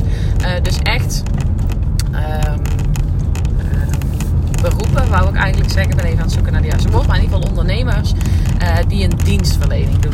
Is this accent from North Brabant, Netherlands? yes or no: yes; North Brabant, Netherlands; accent: Brabantse accent; mijn Brabantse accent